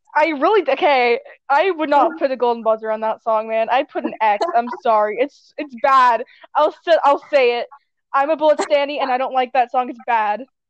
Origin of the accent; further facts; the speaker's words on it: Canada; we're both Canadian, but I'm much more Canadian.